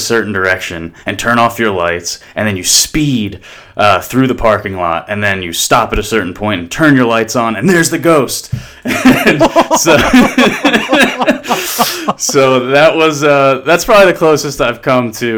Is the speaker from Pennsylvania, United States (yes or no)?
no; New Jersey, United States; moved away; I grew up in South Jersey